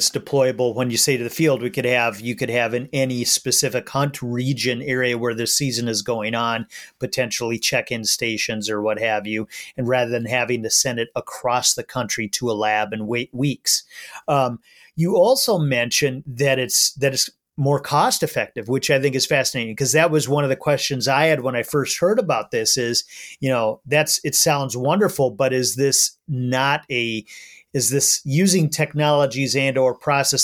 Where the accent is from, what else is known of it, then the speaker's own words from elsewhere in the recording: Minnesota, United States; as a Minnesotan who's proud of our conservation and funding heritage